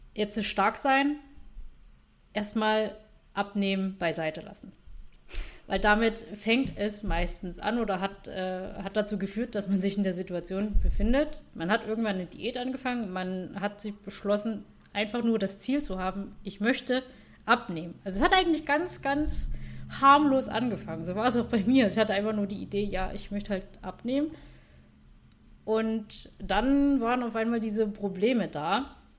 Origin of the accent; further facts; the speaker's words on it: Saxony, Germany; accent: Saxon dialect; komme aus Sachsen